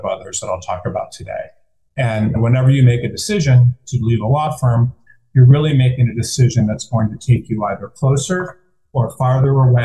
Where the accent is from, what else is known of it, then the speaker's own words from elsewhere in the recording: Detroit, Michigan, United States; moved away as an adult; I am from Detroit